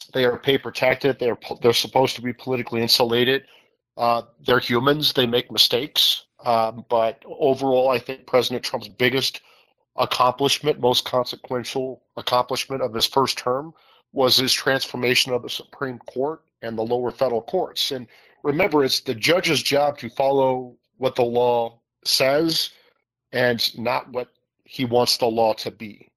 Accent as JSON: {"language": "English", "region": "Iowa", "country": "United States", "said": "senator Grassley is my home state senator from Iowa"}